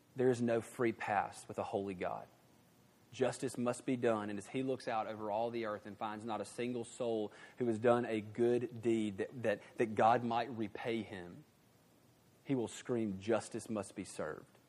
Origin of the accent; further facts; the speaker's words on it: the South, United States; in the nice moral South, I was raised to be a, uh, what I like to call a good old boy.